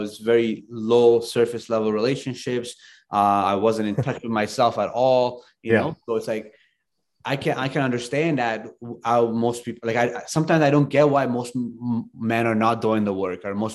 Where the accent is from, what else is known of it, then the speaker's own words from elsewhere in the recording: Afghanistan; moved away; I grew up in Afghanistan